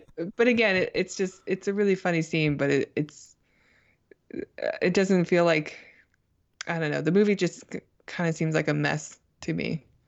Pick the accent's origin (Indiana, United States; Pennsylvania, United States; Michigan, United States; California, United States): California, United States; Thousand Oaks; She grew up in Thousand Oaks, where I'm from, so that's cool.